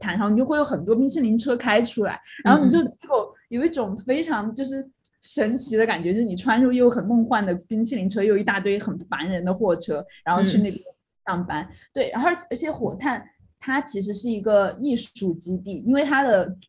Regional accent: Chongqing, China; 这个给我很大的震撼，因为毕竟我们是来自重庆，你知道重庆那些地名是什么吗？

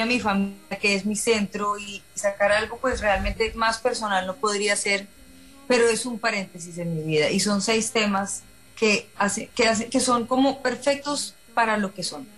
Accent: Colombia; moved away as an adult; now in Miami, United States; yo soy una chica colombiana

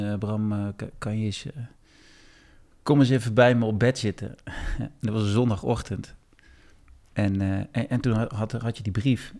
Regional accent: Eindhoven, North Brabant, Netherlands; accent: zachte G (soft G); now in Weesp, Netherlands; ik kom oorspronkelijk uit Eindhoven, dat kan je misschien een beetje horen, mijn zachte G.

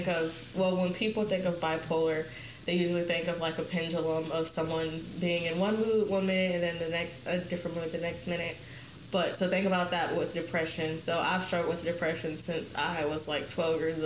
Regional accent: Columbus, Ohio, United States; I was born and raised here in Columbus, Ohio

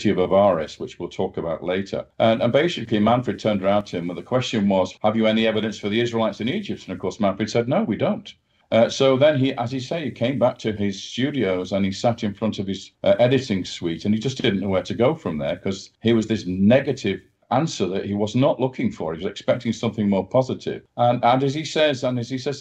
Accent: Manchester, North West England, United Kingdom; now in United States; I was born in Manchester, so which is in the north of England, not far from where the … were born. So that's my neck of the woods

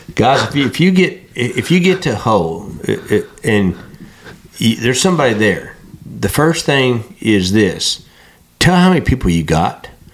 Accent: West Texas, United States; moved away as an adult; also born or lived in Arkansas; I'm from West Texas

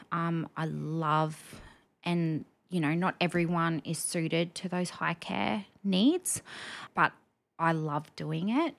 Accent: Rockhampton, Queensland, Australia; now in Brisbane, Australia; I'm a Rocky born and bred girl.

